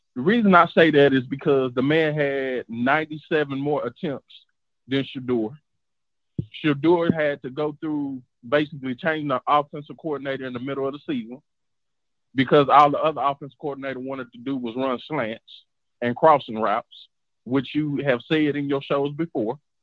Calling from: Dallas, Texas, United States; I'm calling from Dallas, Texas

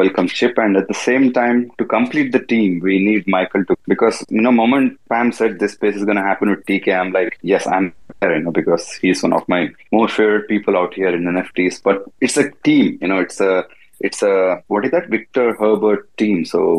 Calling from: Dubai, United Arab Emirates; Yeah, I'm absolutely back in Dubai. Just relaxing here, looking forward to the New Year shoot and all that happens in Dubai.

